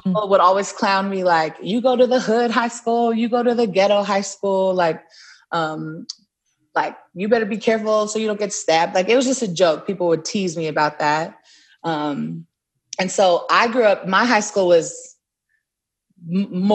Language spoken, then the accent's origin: English; Inland Empire, Southern California, United States; also born or lived in Long Beach, California; I grew up in so the Inland Empire